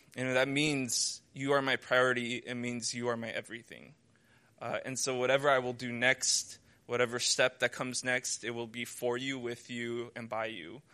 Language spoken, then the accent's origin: English; United States; moved away as an adult; now in China; I'm from America